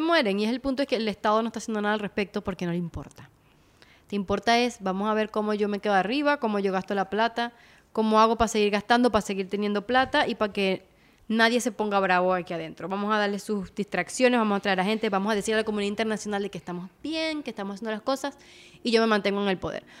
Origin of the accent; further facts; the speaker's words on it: Venezuela; nosotros como venezolanos